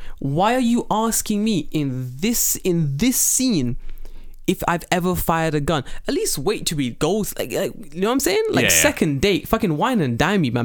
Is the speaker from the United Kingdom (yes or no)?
yes; London, United Kingdom; moved away; I'm from London